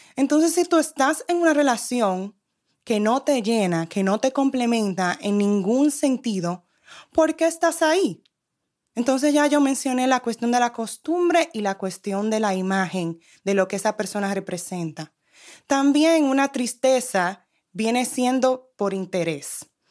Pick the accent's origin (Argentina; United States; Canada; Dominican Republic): United States; New York; yo soy de New York